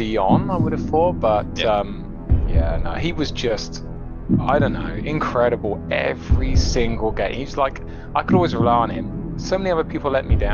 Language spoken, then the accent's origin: English; Ogmore-by-Sea, Wales, United Kingdom; Ogmore-by-Sea, which is in Wales, which hardly anybody would have ever heard